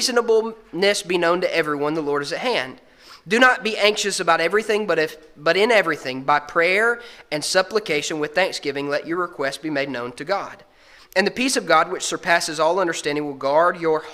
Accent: Alabama, United States; growing up in Alabama

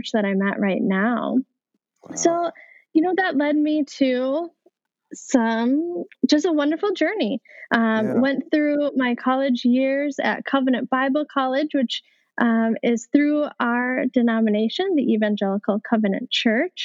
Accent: Minnesota, United States; I grew up in Minnesota, outside of the Twin Cities

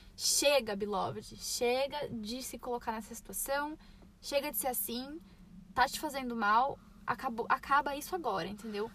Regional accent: São Paulo, Brazil; moved away; eu falo meu mesmo, sou de São Paulo

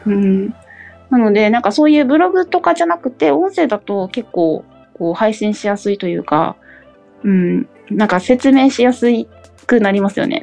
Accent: Okinawa, Japan; moved away as an adult; now in Saitama, Japan; 故郷の沖縄にも還元したいなっていうのもやっぱあるので

